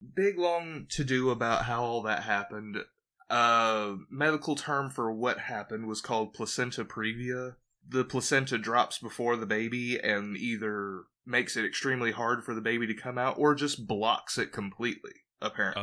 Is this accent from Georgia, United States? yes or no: yes; Georgia, United States; also born or lived in Jacksonville, Florida; I was born in Georgia